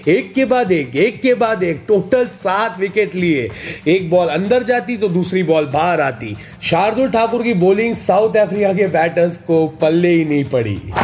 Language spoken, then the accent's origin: Hindi; Mumbai, Maharashtra, India; मैं खुद दहीसर का रहने वाला हूँ